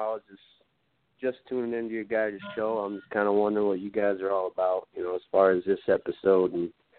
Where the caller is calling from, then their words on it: Michigan, United States; I'm calling from Michigan.